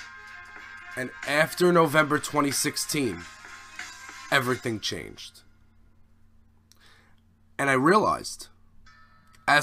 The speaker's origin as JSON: {"language": "English", "country": "United States", "also_born_or_lived": "Staten Island, New York"}